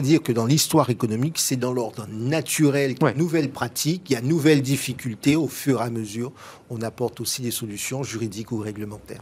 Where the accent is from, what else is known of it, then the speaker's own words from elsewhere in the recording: France; chez nous, en France